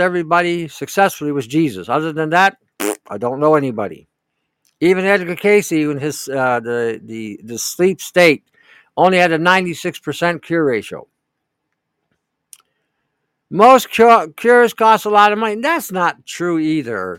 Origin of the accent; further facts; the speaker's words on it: Canada; I'm from Canada